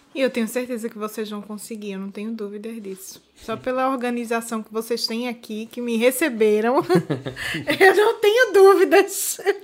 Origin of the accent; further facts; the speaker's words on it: Brazil; moved away as an adult; now in Portugal; eu era a única brasileira